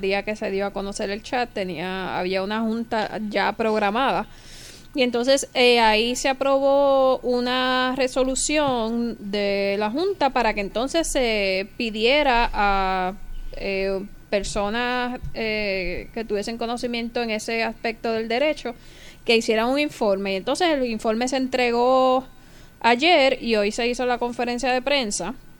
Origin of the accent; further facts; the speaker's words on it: Caguas, Puerto Rico; el hospital regional de Cagua, donde yo nací